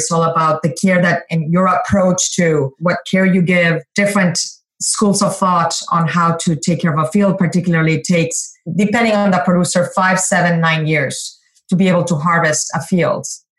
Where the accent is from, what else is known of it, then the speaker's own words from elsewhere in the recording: Mexico; Growing up in Mexico, tequila is part of our social fabric.